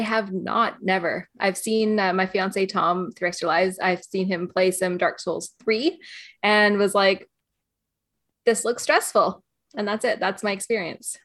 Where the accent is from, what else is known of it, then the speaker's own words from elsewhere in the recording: Canada; now in Northern Ireland, United Kingdom; I'm, uh, Canadian. I live in Northern Ireland, but I also live in Canada.